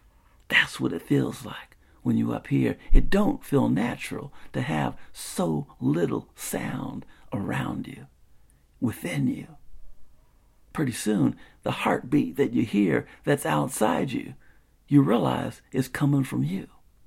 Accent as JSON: {"language": "English", "town": "Spartanburg", "region": "South Carolina", "country": "United States", "tie": "born or raised there", "said": "the kind of quiet that I remember growing up in Spartanburg, South Carolina."}